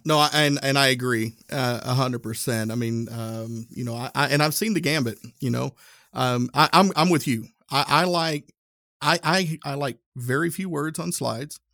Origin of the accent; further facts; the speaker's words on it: Northeast Tennessee, United States; now in Indianapolis, United States; I'm from Northeast Tennessee